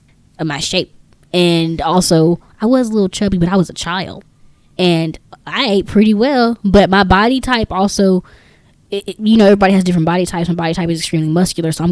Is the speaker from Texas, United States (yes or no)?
yes; Texas, United States; We're from Texas